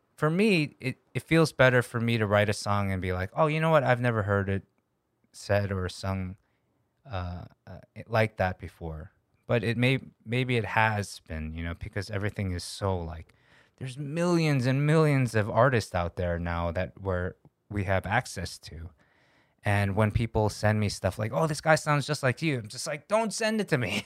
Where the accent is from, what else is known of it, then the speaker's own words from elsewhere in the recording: United States; moved away as an adult; also born or lived in Korea; now in South Korea; as an American, I'm a little bit detached being in Korea for almost ten years now